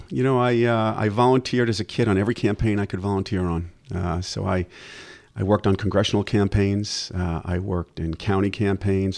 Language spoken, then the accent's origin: English; Levittown, New York, United States; I was raised, uh, in Levittown